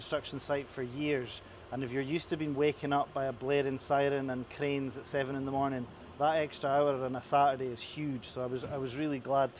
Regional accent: Inverness, Scotland, United Kingdom; now in Edinburgh, United Kingdom; I'm from Inverness. I've been in Edinburgh for just over 20 years.

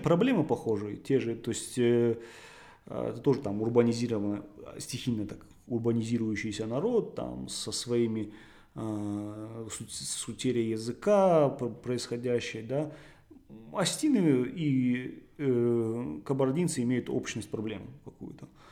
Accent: Beslan, North Ossetia–Alania, Russia; я сам практически из такого же места, я из Беслана

